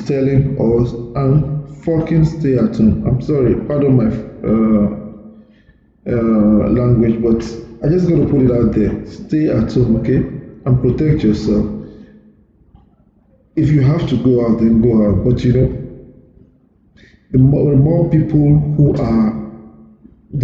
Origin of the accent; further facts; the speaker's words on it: Nigeria; moved away; also born or lived in United Kingdom; We Nigerians